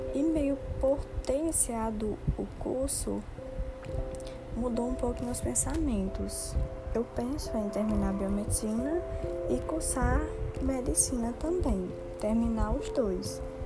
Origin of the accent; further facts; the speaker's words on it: Cajazeiras, Paraíba, Brazil; also born or lived in João Pessoa; sou de Cajazeiras